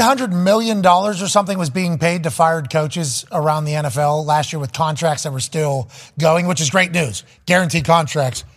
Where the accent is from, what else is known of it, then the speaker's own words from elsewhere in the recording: Plum, Pennsylvania, United States; I'm just a white trash kid from Plum